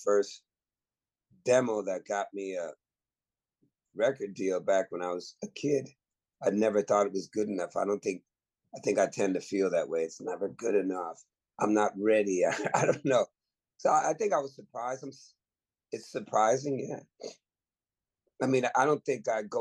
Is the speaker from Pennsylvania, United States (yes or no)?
no; the Bay Area, California, United States; growing up in the Bay in the 80s and 90s